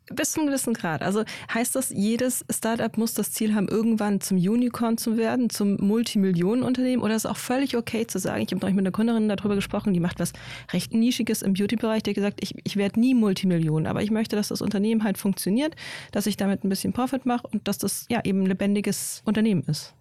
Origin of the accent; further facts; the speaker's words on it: Bavaria, Germany; now in Berlin, Germany; aus meiner Heimat, nämlich aus Bayern